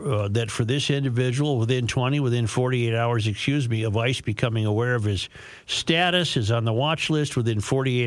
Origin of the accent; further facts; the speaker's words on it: Minnesota, United States; I'm a Minnesotan